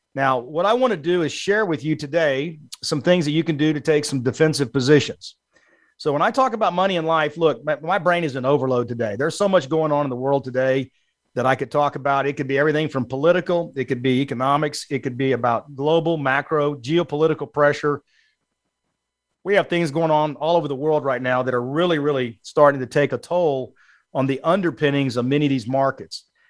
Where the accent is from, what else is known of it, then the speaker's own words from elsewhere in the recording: South Texas, United States; also born or lived in Allen, Texas; I was born in South Texas. I've grown up and lived in Texas all my life